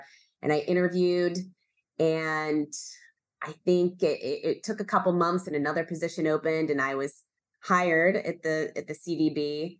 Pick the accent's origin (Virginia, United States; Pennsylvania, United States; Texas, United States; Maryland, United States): Virginia, United States; Northern; now in Baltimore, United States; I'm the Director of Sports Sales now for Visit Baltimore. And I'm from Northern Virginia, and I grew up as the oldest of three girls and one boy.